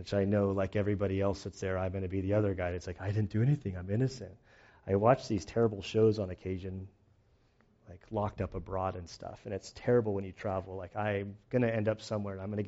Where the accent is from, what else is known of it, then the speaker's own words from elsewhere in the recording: United States; as an American for being a pastor